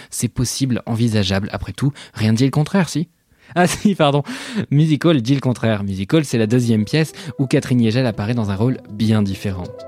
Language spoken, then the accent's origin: French; Switzerland; je suis suisse